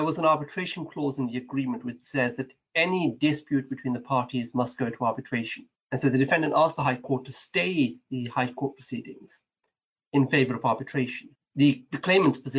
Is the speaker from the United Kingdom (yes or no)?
yes; Manchester, North West England, United Kingdom; moved away as an adult; now in London, United Kingdom; I grew up in the north of England, up in Manchester, perhaps most known for its football teams